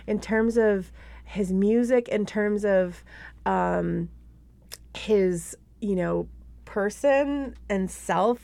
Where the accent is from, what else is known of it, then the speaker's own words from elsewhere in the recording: Buffalo, New York, United States; now in Minneapolis, United States; It started out in Buffalo, New York, which is my hometown